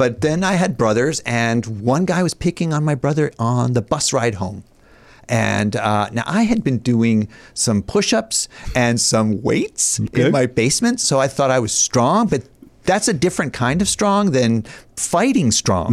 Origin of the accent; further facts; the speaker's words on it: Ithaca, New York, United States; also born or lived in Philadelphia; I grew up in upstate New York, in Ithaca, New York